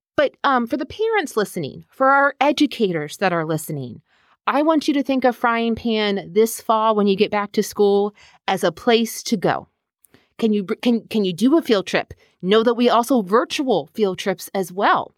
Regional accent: Herndon, Virginia, United States; I am originally from Herndon

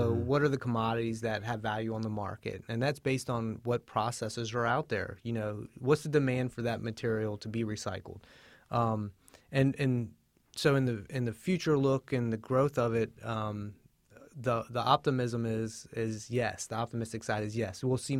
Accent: Hampton, Virginia, United States; I grew up down in Hampton, Virginia, at the mouth of the Chesapeake Bay. And I was lucky enough to grow up near a tidal tributary.

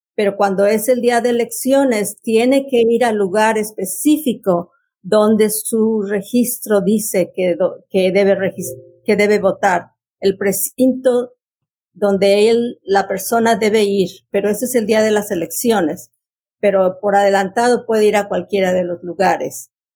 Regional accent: Mexico; now in Fairfax County, United States; yo soy mexicana y tengo 56 años en este país

